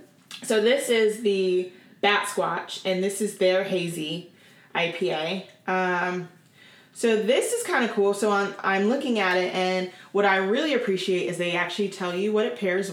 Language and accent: English; Oregon, United States; I grew up in Oregon